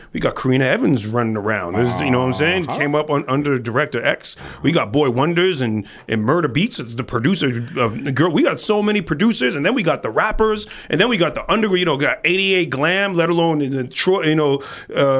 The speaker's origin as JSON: {"language": "English", "town": "Toronto", "region": "Ontario", "country": "Canada", "said": "we're from Toronto. And this is how we talk"}